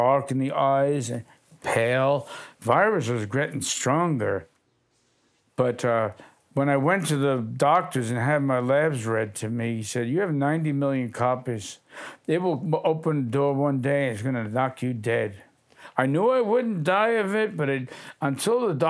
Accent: New York City, New York, United States; I was a runaway from Brooklyn. My parents worked for the city of New York

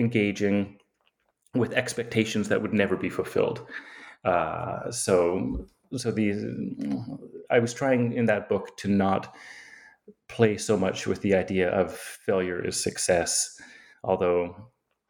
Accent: Yukon, Canada; moved away; also born or lived in Edmonton / Antigonish, Nova Scotia / Toronto / Victoria; I grew up in the Yukon

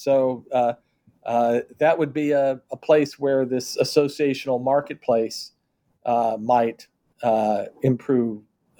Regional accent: Kansas City, Missouri, United States; So in my hometown of Kansas City, there is an entertainment district just next door called Westport.

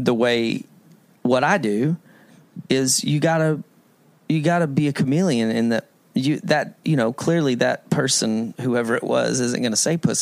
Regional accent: Texas, United States; moved away as an adult; now in Nashville, United States; I grew up in Texas. I played all over Texas and Oklahoma in bands

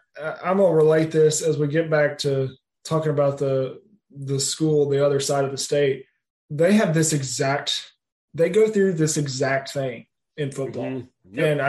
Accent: Birmingham, Alabama, United States; We grew up in Birmingham.

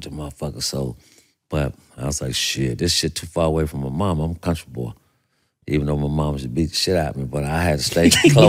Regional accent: Gainesville, Florida, United States; I was from Gainesville, and I never had been nowhere really.

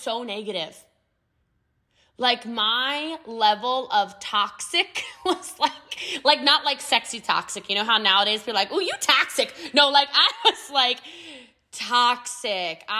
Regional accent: United States; accent: American; I'm American

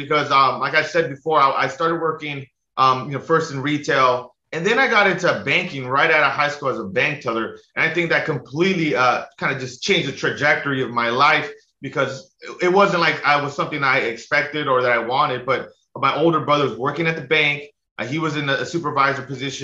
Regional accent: Los Angeles, California, United States; now in Hawaii, United States; So I grew up in the San Fernando Valley in like Los Angeles, pretty much the suburbs of Los Angeles

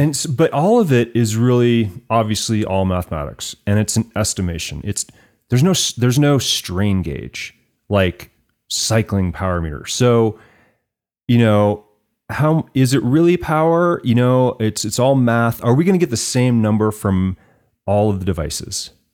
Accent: Fort Collins, Colorado, United States; I grew up in Fort Collins, so certainly a great place

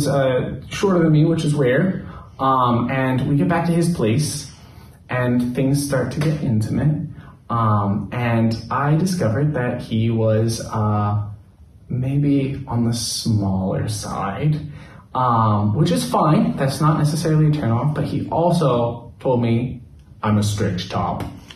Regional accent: Los Angeles, California, United States; also born or lived in Hangzhou / Shanghai; now in Beijing, China; I'm from Los Angeles in the United States. I have been here for 8 years and I currently live in Beijing, but I've previously lived in Hangzhou and Shanghai as well.

